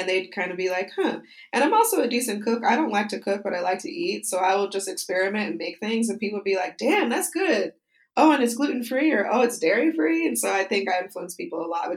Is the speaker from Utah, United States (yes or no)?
yes; Utah, United States; moved away; I usually go back to Utah, which is my home state, for the holidays to visit my family.